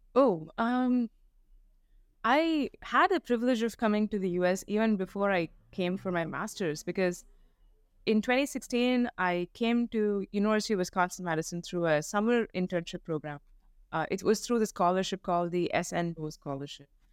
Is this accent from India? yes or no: yes; India; moved away as an adult; now in United States; growing up in India